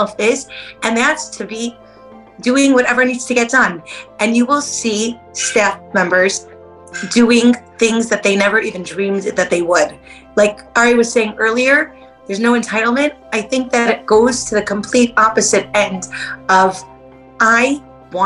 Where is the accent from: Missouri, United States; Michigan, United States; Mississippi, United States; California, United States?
Michigan, United States; Detroit; I grew up in Detroit, Michigan, and so I'm a Midwest girl